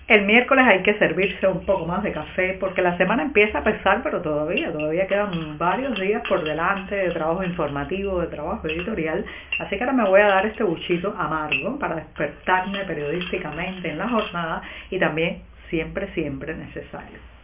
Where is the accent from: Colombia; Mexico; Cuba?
Cuba; cubana, periodista, ciudadana